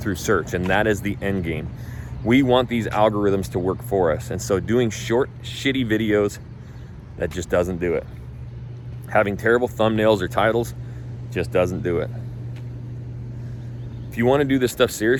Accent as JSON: {"language": "English", "region": "North Idaho", "country": "United States", "tie": "born or raised there", "moved": "as an adult", "lives_now": "Houston, United States", "said": "I've been born and raised in North Idaho"}